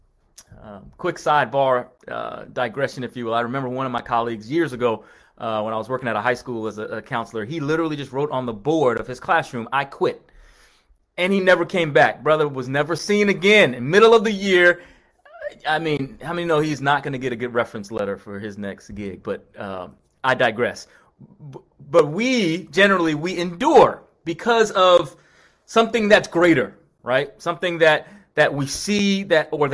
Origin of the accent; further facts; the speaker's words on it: Long Island, New York, United States; over to Long Island where I was